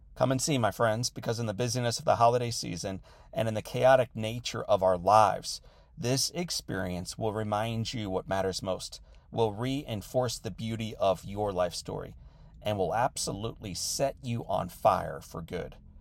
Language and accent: English; St. Louis, Missouri, United States; my hometown of Saint Louis